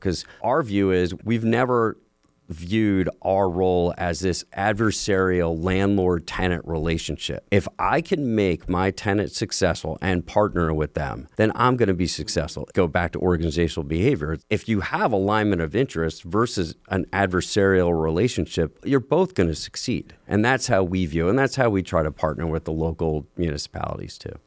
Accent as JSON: {"language": "English", "region": "New York", "country": "United States", "tie": "born or raised there", "said": "I grew up in New York"}